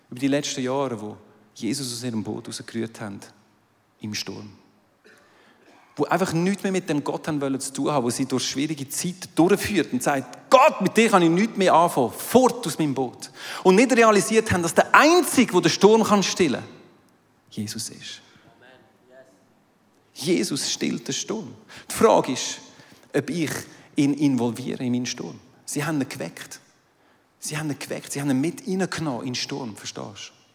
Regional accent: Aargau, Switzerland; now in Zurich, Switzerland; Ich kommentiere jetzt den Betrag nicht, ich bin aus dem Aargau, es sind deine Steuergelder.

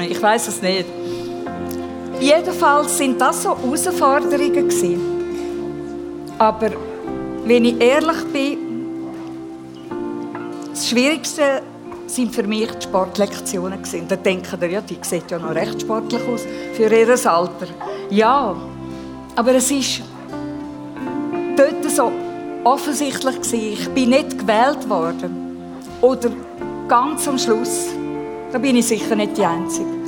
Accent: Graubünden, Switzerland; Ich habe den Eltern schon schnell mal gezeigt, dass ich einen Bündnerschädel habe. Wir sind im Engadin aufgewachsen.

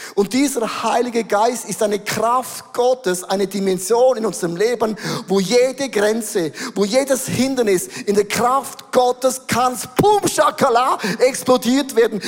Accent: Switzerland; Wir sind Schweizer

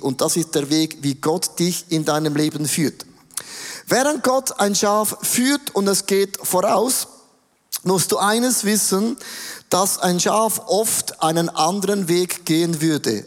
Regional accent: Switzerland; Ich komme aus dem Rheintal, da ist alles ein bisschen sturer.

